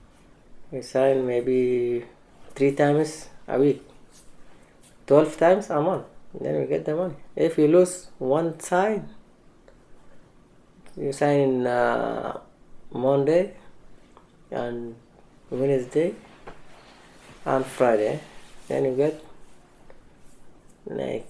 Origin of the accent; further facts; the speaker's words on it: Darfur, Sudan; moved away as an adult; also born or lived in Nyala, Sudan / Libya; I am from Sudan. I left my country in 2004